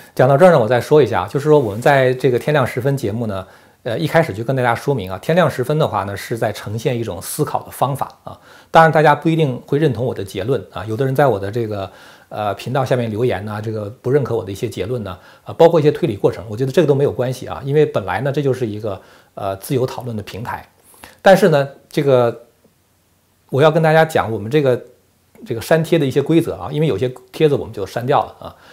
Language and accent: Chinese; China; 如果要按照我们中国人的话来讲的话，就是全党服从中央